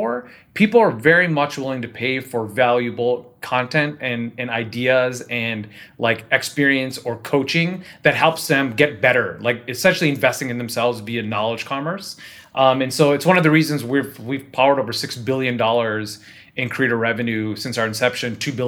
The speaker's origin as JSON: {"language": "English", "town": "Cleveland", "region": "Ohio", "country": "United States", "moved": "yes", "lives_now": "Southern California, United States", "said": "Northeast Ohio, Cleveland."}